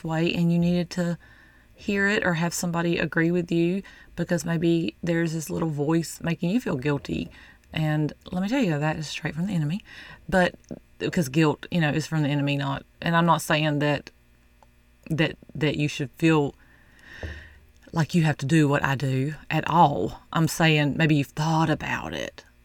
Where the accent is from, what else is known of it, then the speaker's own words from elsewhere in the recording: the South, United States; I'm from the South